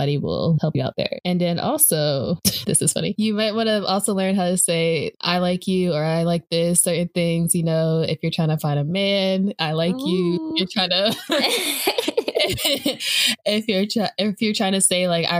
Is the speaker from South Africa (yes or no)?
no; United States; being an American speaking English